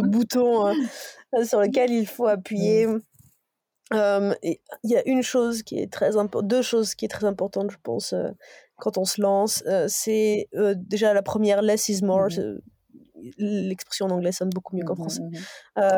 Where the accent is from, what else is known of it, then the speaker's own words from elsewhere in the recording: Dijon, Bourgogne-Franche-Comté, France; Je suis extrêmement t, attachée à ma, à ma région natale, à la Bourgogne